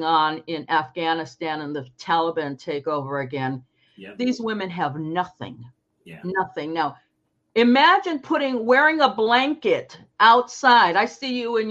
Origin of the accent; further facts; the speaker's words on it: Lorain, Ohio, United States; growing up in Lorain, Ohio, which is an international city with 56 nationalities represented here